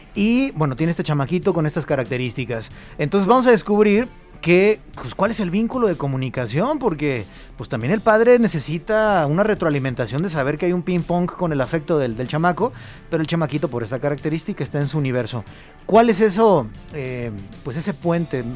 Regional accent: Mexico; ya como mexicanos

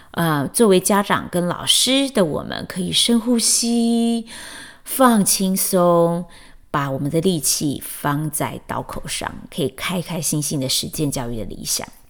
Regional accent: Chiayi, Taiwan; moved away as an adult; also born or lived in Taipei, Taiwan / Washington D.C. area, United States; now in Washington D.C., United States; 但是我心目中的故乡是我长到十八岁才离开的嘉义这样

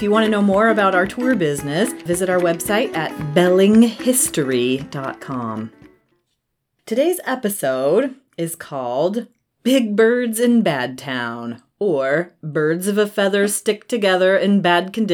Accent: Southern Oregon, United States; I grew up in Southern Oregon

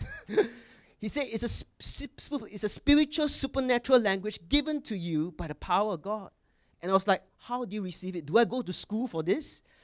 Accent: Singapore; I was born in Singapore, correct? And I wa- came from mission school in Singapore

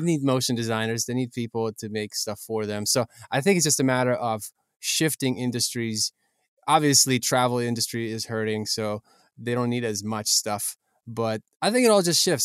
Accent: Ukraine; I'm from Ukraine

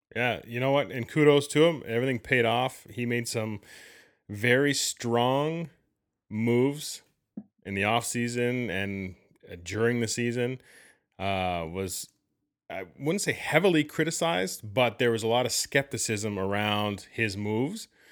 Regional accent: Canada; being Canadian

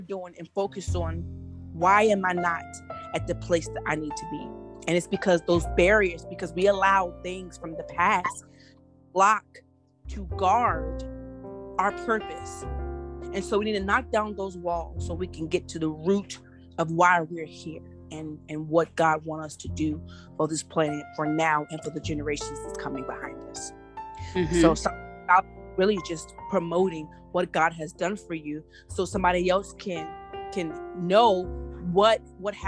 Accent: Virginia Beach / Norfolk area, United States; now in Washington, D.C., United States; I am from the 757 Virginia Beach area in Norfolk area, but I live in the Washington, D.C. area

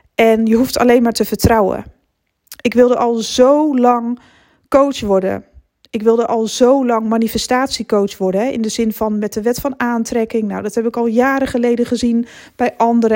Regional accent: Netherlands; naar mijn geboortedorp terug fietsen vanaf het station. Het was eigenlijk altijd dezelfde weg. Onder het tunneltje door en dan zo hup naar Rithum. Zo heet het dorpje waar ik vandaan kom

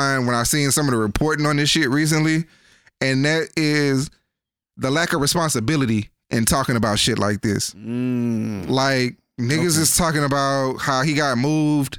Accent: Missouri City, Texas, United States; I grew up in Mo City

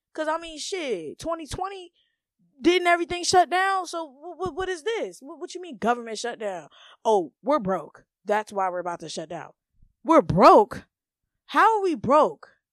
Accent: United States; us Americans

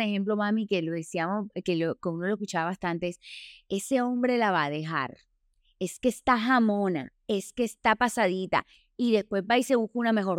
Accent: Colombia; pasa en Colombia, pasa en nuestra sociedad

